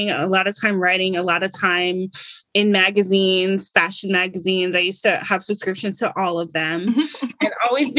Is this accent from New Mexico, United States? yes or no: no; Stone Mountain, Georgia, United States; also born or lived in Brooklyn, New York; living in Stone Mountain, Georgia, which sounds really country and rural, but it's actually, let's say 30 minutes outside of Atlanta proper